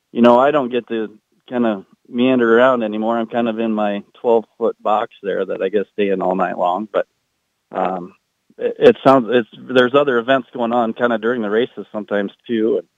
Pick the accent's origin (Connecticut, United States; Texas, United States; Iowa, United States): Iowa, United States; come to my home state